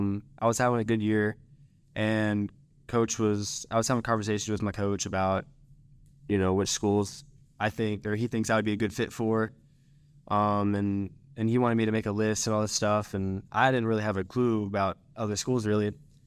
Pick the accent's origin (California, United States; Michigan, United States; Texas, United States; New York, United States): Texas, United States; Frisco; So I am from Frisco, Texas. I went to Frisco Independence High School for 3 years, and then senior year I moved to Prosper.